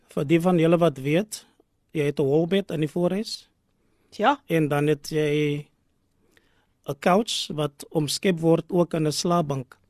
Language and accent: Afrikaans; Cape Town, Western Cape, South Africa; now in Gordon's Bay, South Africa; ek is gebore in Bishoblawes